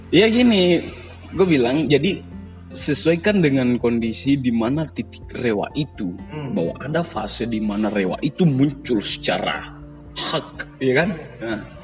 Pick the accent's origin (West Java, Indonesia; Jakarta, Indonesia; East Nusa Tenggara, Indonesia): Jakarta, Indonesia; now in Makassar, Indonesia; selaku pendatang juga di sini kan, gua kan aslinya dari Jakarta